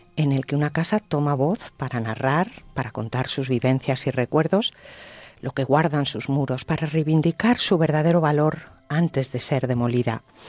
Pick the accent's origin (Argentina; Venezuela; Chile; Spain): Spain; Cantabria; moved away; mi tierra, Cantabria